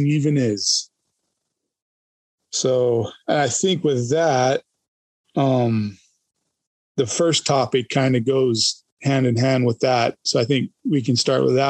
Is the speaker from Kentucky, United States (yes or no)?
no; Idaho, United States; growing up in Idaho and hunting Idaho